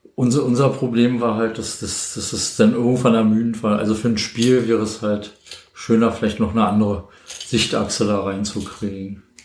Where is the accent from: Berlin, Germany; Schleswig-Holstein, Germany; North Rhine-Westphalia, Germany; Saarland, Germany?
Berlin, Germany; bin gebürtig aus Berlin